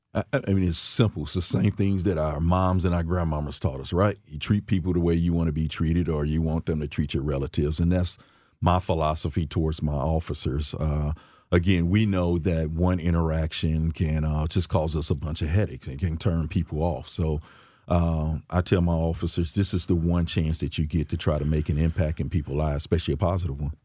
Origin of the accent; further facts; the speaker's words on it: St. Louis, Missouri, United States; I grew up in, uh, West Saint Louis my younger years, um, fifty-nine hundred block of Wabba to be exact. Um, as I got older, we moved out to, uh, North Saint Louis County